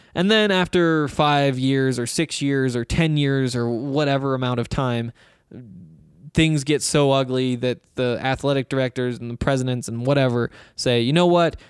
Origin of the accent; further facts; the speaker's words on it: Montana, United States; now in Colorado, United States; I'm from Montana, where there's no sales tax